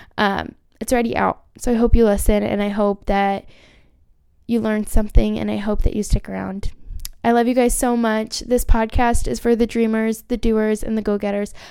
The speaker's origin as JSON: {"language": "English", "area": "Orange County", "region": "California", "country": "United States", "said": "I'm from Orange County, California."}